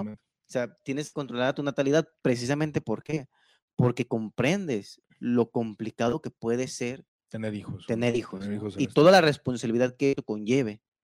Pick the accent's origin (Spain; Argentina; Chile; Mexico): Mexico; como mexicanos y como ciudadanos